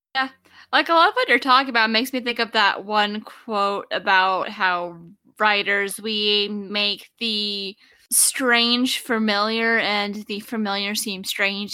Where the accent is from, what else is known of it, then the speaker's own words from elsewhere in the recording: Oak Ridge, Tennessee, United States; I grew up in East Tennessee